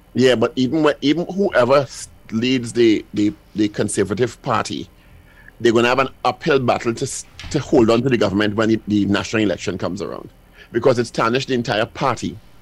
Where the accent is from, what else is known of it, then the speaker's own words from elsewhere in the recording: England, United Kingdom; I am an English person